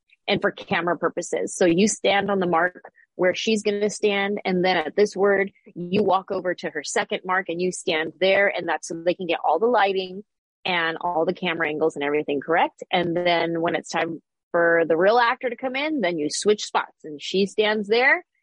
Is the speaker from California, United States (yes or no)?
yes; San Jose, California, United States; moved away as an adult; now in Los Angeles, United States; I grew up in the Bay Area